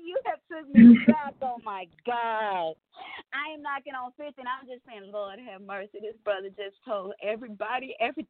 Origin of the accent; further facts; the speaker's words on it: Texas, United States; I'm from Texas here